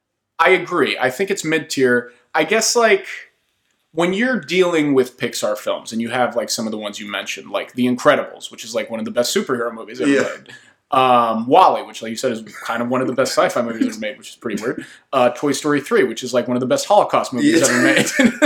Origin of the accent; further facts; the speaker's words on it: Italy; English is a second language; Not unlike the story of me growing up in Italy.